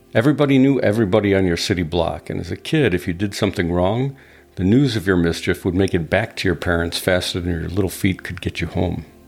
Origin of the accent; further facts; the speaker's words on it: Chicago, Illinois, United States; growing up in the Chicago area